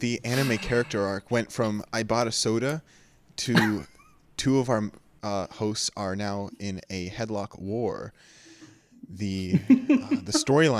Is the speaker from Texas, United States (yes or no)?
no; California, United States; I am from California